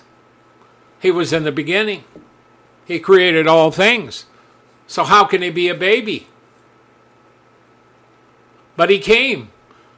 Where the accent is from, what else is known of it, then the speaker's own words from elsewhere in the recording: United States; being American and being in America